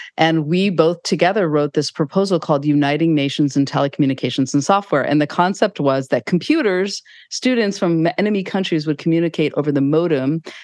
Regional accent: Mill Valley, California, United States; I grew up right near Muir Woods

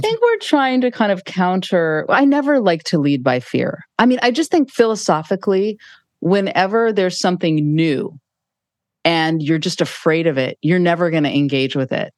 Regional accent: Mill Valley, California, United States; I grew up right near Muir Woods

